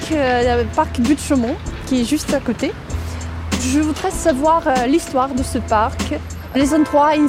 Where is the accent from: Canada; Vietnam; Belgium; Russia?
Russia; Moscow; French is a second language; moved away as an adult; now in Paris, France; je suis russe, euh, je viens de Moscou. Euh, j'habite Paris depuis trois mois.